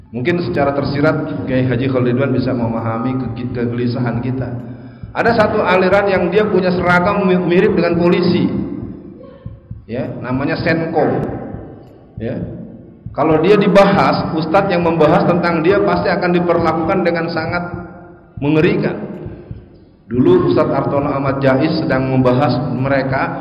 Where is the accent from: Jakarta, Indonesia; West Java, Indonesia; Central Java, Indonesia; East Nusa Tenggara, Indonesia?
Jakarta, Indonesia; born there; Tenang Pak, saya bisa bahasa Padang Pak, walaupun saya lahir di Betawi.